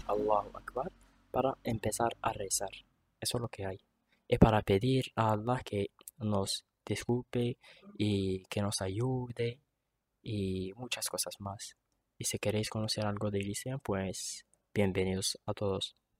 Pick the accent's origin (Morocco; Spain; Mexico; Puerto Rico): Morocco; Tetouan, Tanger-Tetouan-Al Hoceima; Yo soy de Tetuán, tengo 27 años